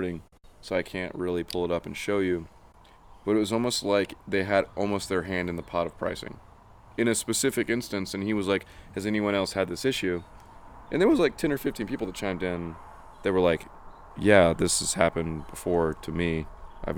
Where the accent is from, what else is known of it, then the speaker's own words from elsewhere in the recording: South Carolina, United States; moved away; me growing up in South Carolina